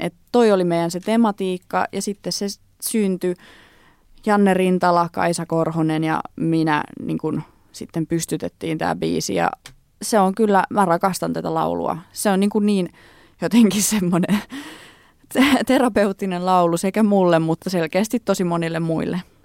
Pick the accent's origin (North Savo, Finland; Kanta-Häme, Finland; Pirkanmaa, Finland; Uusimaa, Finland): Pirkanmaa, Finland; Tampere; also born or lived in Lempäälä; mä oon syntynyt Tampereella ja mä kävin alaasteen Tampereella, mutta sitten me muutettiin Lempäälään, niin mä sit kävin niinku yläasteen ja lukioajan Lempäälästä käsin